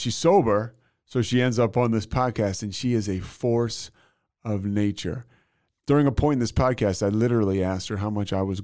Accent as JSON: {"language": "English", "town": "Philadelphia", "region": "Pennsylvania", "country": "United States", "tie": "born or raised there", "also_born_or_lived": "Virginia", "moved": "as an adult", "lives_now": "Austin, United States", "said": "I grew up in Philly"}